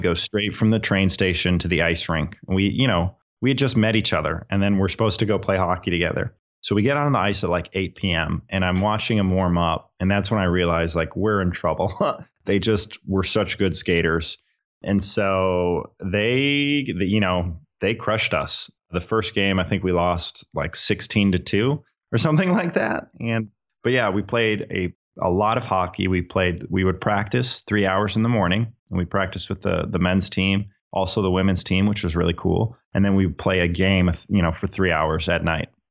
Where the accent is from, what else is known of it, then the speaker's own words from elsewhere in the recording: Minnesota, United States; I'm from Minnesota. I'm from the United States